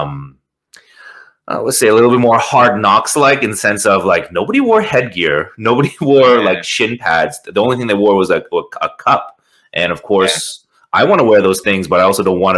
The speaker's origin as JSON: {"language": "English", "town": "Toronto", "region": "Ontario", "country": "Canada", "said": "out here in Toronto. I'm from Toronto, Canada."}